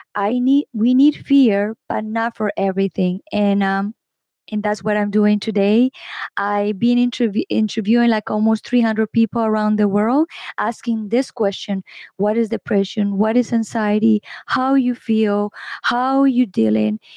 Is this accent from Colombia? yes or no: yes; Colombia; I am from Colombia.